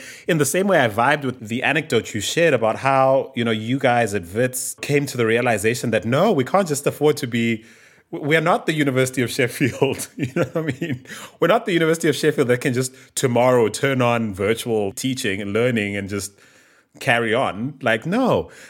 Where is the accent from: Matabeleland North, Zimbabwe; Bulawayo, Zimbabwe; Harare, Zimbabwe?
Bulawayo, Zimbabwe; there are so few ICU beds in my hometown of Bulawayo